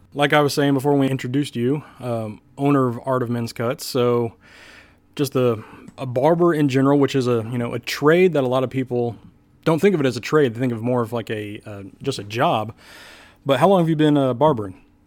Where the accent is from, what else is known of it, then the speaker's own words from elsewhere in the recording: Kansas City, United States; I grew up in Kansas City